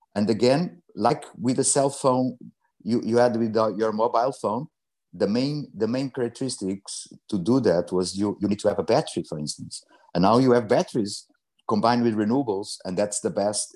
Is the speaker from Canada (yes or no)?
no; Mozambique; also born or lived in Portugal; now in London, United Kingdom; I was born in Mozambique